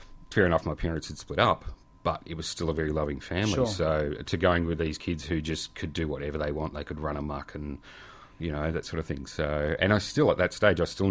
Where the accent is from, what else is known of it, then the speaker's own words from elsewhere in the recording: Yarra Valley, Victoria, Australia; now in Melbourne, Australia; where we grew up in the Yarra Valley, it's an amazing place to grow up